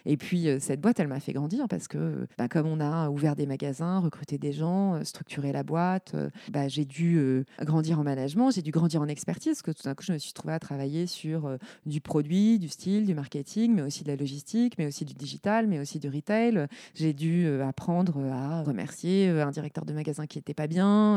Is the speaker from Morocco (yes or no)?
no; Lorraine, Grand Est, France; moved away as an adult; also born or lived in Paris / Aude; Je suis Lorraine. J'ai grandi en Lorraine où j'ai fait bah, mes années primaires, collège, lycée